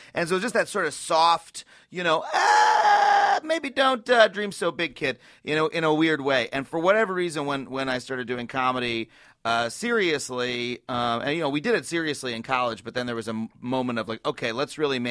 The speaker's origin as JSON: {"language": "English", "area": "Long Island", "region": "New York", "country": "United States", "tie": "born or raised there", "said": "I was grew up on Long Island, come from an academic family."}